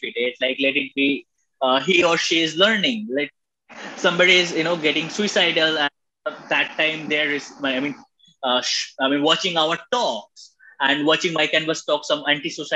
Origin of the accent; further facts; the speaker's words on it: India; as we being an Indian